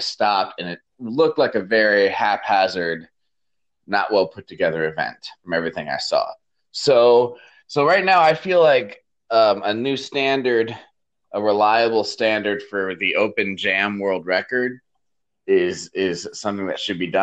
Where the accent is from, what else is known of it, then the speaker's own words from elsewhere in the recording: Michigan, United States; moved away; also born or lived in Chico, California / Fargo, North Dakota; my hometown community in Michigan